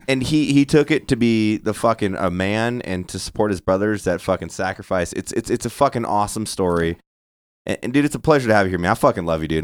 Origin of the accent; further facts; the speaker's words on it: Santa Barbara, California, United States; I'm from Santa Barbara